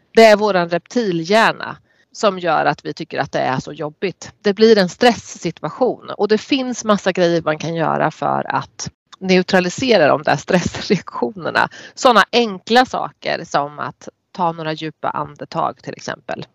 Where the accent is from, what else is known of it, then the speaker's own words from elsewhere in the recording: Närke, Örebro County, Sweden; accent: Närke dialect (närkiska); den där närkiskan inte har varit så tydlig när jag har när jag jobbade